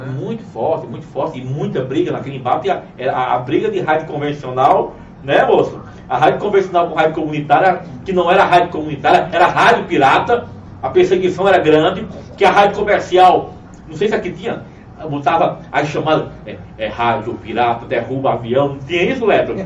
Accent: Cajazeiras, Paraíba, Brazil; also born or lived in Uiraúna; Sou paraibano, sou de Cajazeiras

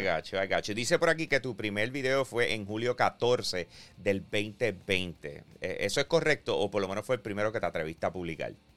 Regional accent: Bayamón, Puerto Rico; yo soy de Bayamón

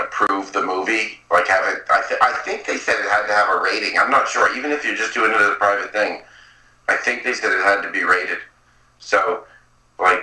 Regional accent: Saint John, New Brunswick, Canada; I'm from here, St. John Eastside, born and raised

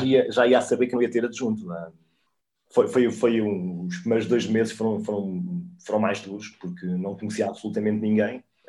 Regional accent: Coimbra, Centro, Portugal; eu cresci no Olivais

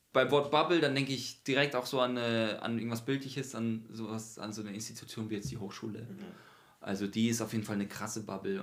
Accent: Mannheim, Baden-Württemberg, Germany; moved away as an adult; now in Frankfurt, Germany; haben wir eine Band, die heißt …. Wir sind aus Mannheim

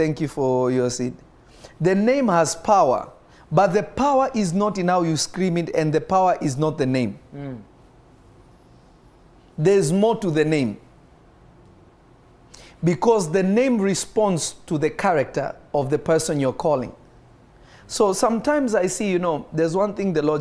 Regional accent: Kenya; I grew up in Kenya.

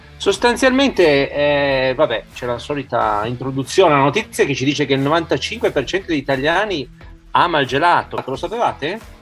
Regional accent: Piedmont, Italy; siamo dalle mie parti, siamo in Piemonte

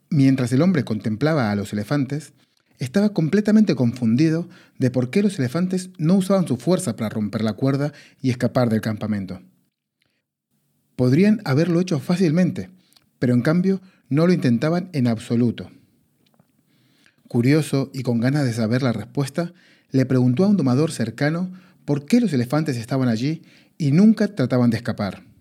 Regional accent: Argentina; now in Spain; si se preguntan, che, qué raro que habla este pibe, es porque soy argentino. Pero si se preguntan, che, tampoco habla tan raro, es porque llevo 19 años en España

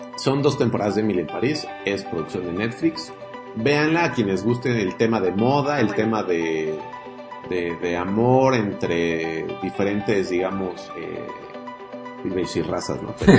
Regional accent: Mexico

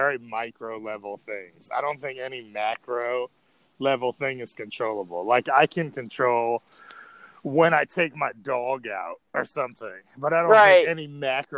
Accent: New York City, New York, United States; I grew up in New York City

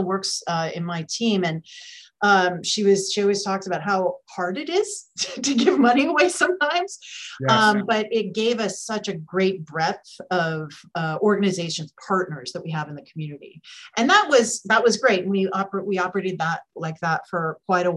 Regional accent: San Francisco, California, United States; this is my hometown. I'm based here in San Francisco in the Bay Area

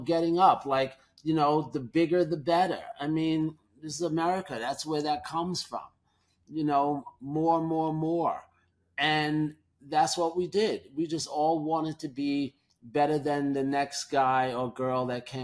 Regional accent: New York City, New York, United States; being a New Yorker

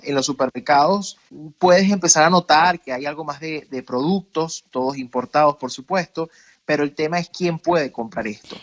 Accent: Venezuela; no pude crecer en mi niñez total o mi adolescencia en un país donde yo realmente podía haber sido libre

